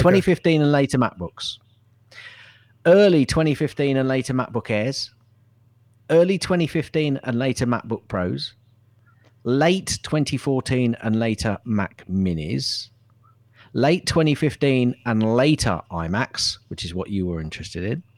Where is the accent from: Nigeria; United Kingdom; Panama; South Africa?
United Kingdom; Hounslow, London; I come from Hounslow